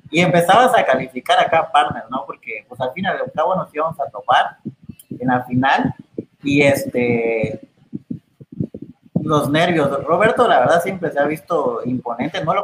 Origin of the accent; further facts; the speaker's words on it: Chiapas, Mexico; como soy de Chiapas